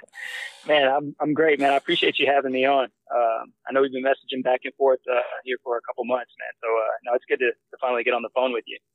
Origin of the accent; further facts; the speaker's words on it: Missouri City, Texas, United States; also born or lived in Nebraska; originally, I'm from Nebraska. Um, I I spent most of my childhood uh, in Missouri City.